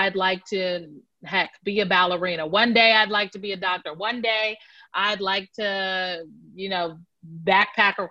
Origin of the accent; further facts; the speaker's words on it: Omaha, Nebraska, United States; moved away as an adult; now in Washington, D.C., United States; I'm from Omaha, Nebraska, North Omaha, to be specific